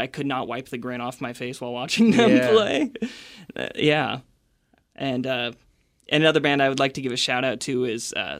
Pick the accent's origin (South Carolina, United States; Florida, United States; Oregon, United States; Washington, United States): Washington, United States; Aberdeen; I was born in Aberdeen.